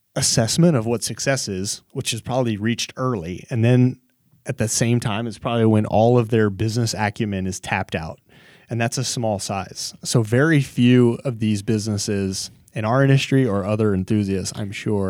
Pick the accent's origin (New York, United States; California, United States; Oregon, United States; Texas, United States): Texas, United States; growing up in Texas